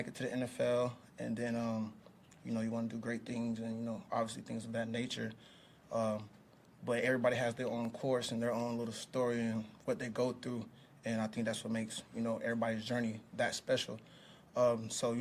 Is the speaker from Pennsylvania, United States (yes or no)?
yes; Pittsburgh, Pennsylvania, United States; moved away as an adult; now in Kansas City, United States; I'm from Pittsburgh, so him being on the Steelers all like my whole high school career